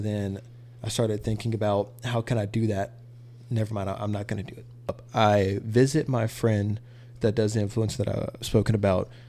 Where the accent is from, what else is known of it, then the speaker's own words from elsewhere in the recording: Mississippi, United States; now in Dallas, United States; we moved to Mississippi and we spent the rest of our, a majority of my life in Mississippi